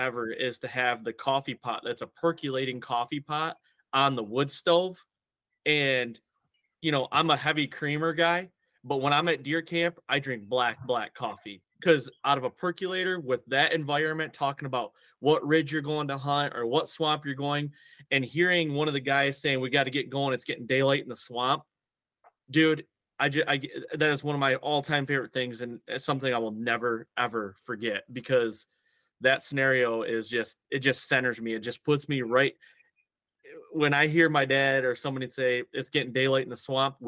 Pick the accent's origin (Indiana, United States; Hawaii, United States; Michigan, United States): Michigan, United States; so I grew up in Michigan in a heavy tradition, deer hunting tradition